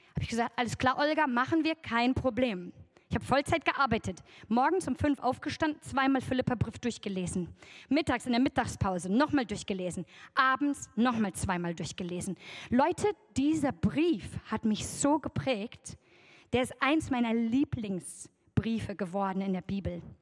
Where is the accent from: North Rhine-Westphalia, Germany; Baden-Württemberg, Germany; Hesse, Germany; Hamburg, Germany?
North Rhine-Westphalia, Germany; Oberbergisches Land; im Oberbergischen, wo ich herkomme